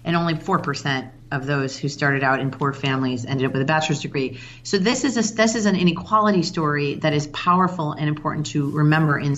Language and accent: English; Chicago, Illinois, United States; now in Baltimore, United States; I'm from Chicago originally